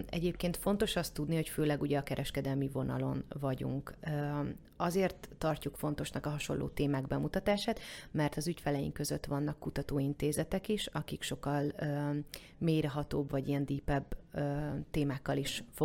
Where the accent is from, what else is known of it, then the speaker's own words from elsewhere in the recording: Eger, Heves, Hungary; now in Budapest, Hungary; Mert hogy Egerből jöttem, ott, uh-huh. ott ugye nagyon jó kis termálfürdők vannak, és úgy nem vonzott.